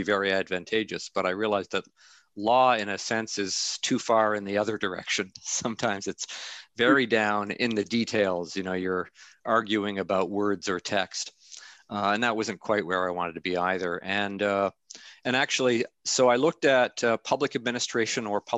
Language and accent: English; Canada; moved away as an adult; now in Amherst, United States; I'm Canadian. I'm a Canadian citizen